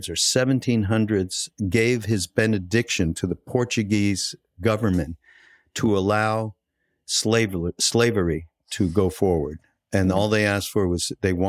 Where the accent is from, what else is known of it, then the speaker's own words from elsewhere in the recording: Canada; moved away; I'm from Canada, so there is a little bit of a difference in terms of how I grew up.